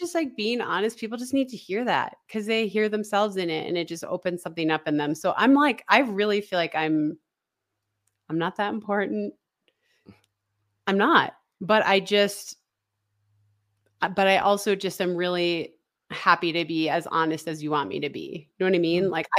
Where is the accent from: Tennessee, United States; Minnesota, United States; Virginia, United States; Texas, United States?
Minnesota, United States; You know, I grew up in Northern Minnesota. I ate Spam on Christmas Eve every year.